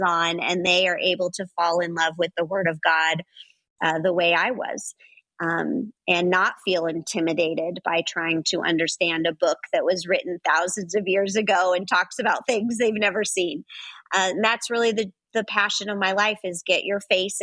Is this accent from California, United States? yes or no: yes; Los Angeles, California, United States; I grew up in Los Angeles